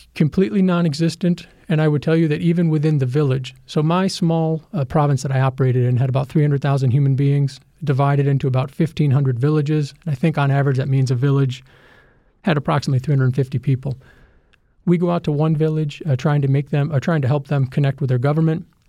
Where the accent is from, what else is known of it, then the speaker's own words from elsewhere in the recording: United States; as an American